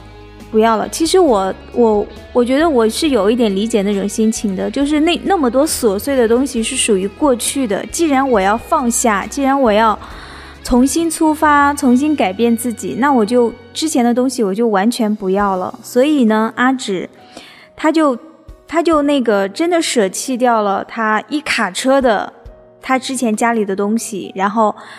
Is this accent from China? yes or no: yes; China; 我们中国